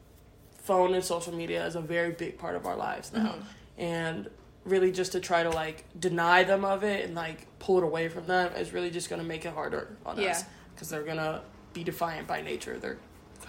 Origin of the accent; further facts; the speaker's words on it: San Diego, California, United States; moved away as an adult; now in Akron, United States; I'm from San Diego, California